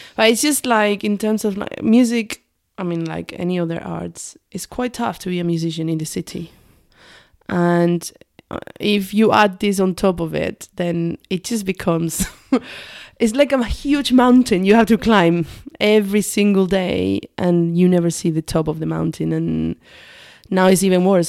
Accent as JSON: {"language": "English", "region": "south of Spain", "country": "Spain", "tie": "born or raised there", "also_born_or_lived": "Manchester", "second_language": "English", "moved": "as an adult", "lives_now": "United Kingdom", "said": "I grew up in a very, very tiny village and in the south of Spain"}